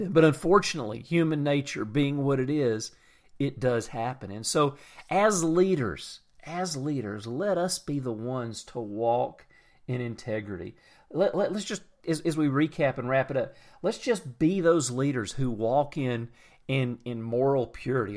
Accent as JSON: {"language": "English", "town": "Atlanta", "region": "Georgia", "country": "United States", "said": "I'm from Atlanta. We have horrible traffic"}